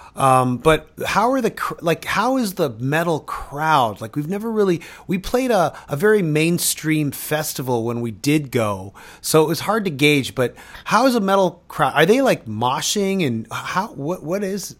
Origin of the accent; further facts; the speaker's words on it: Toronto, Ontario, Canada; I grew up in Toronto